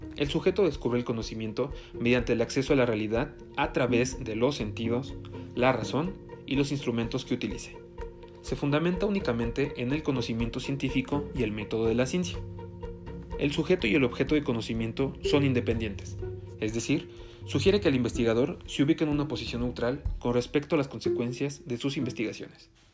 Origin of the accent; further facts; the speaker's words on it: State of Mexico, Mexico; soy del Estado de México